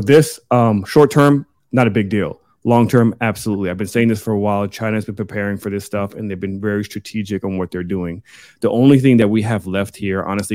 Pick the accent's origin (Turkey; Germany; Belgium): Germany; now in United States; I'm from Germany